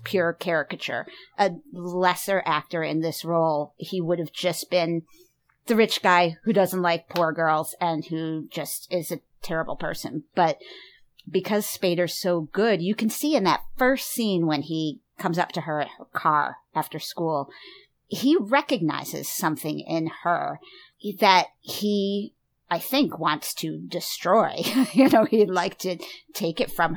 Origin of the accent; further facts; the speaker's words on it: Chicago suburbs, Illinois, United States; I grew up in the Chicago suburbs